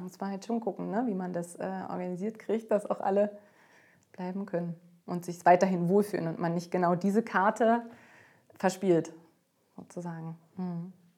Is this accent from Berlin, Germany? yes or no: yes; Berlin, Germany; Berlin, ich meine, das ist meine Heimat, das ist auch die Heimat von Katharina und äh, das ist unsere Mutterstadt sozusagen